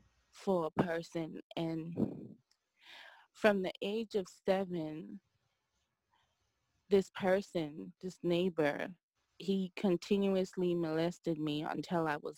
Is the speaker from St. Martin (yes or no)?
yes; St. Martin; also born or lived in Guadeloupe; So I was born in the island of Guadeloupe, which is a French territory, but I was raised in St. Martin. My mom, she's from St. Martin. That's where I was raised.